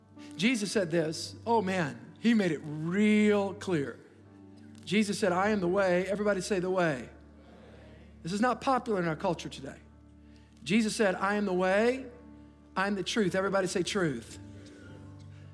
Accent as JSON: {"language": "English", "country": "United States", "said": "I'm an American"}